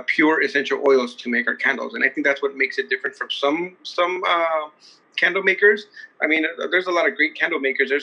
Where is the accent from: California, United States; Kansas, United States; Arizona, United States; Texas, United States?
California, United States; Bell; also born or lived in Huntington Park; I grew up in Bell and Huntington Park.